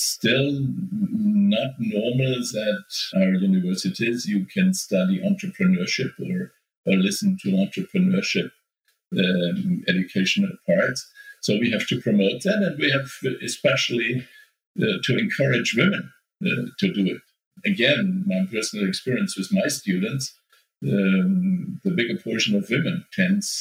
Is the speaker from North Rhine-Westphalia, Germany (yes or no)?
no; Nuremberg, Bavaria, Germany; the startup incubator here in my hometown, Nuremberg